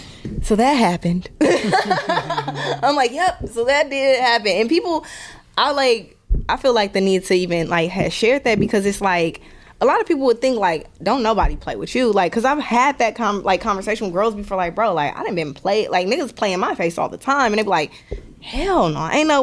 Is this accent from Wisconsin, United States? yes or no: yes; Milwaukee, Wisconsin, United States; Like I said, like, I'm from Milwaukee. Like, people are like, oh, you're from Wisconsin? I'm like, yeah, Wisconsin. But Milwaukee, to be specific, do not play with me, bro.